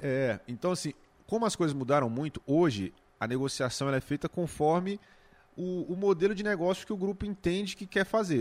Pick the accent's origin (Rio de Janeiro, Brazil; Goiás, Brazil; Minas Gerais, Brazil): Goiás, Brazil; Valparaíso de Goiás; moved away as an adult; also born or lived in Planaltina; now in Brasília, Brazil; eu nasci em Planaltina, apesar de ter crescido lá em, em Valparaíso, no Céu Azul, mas eu nasci em Planaltina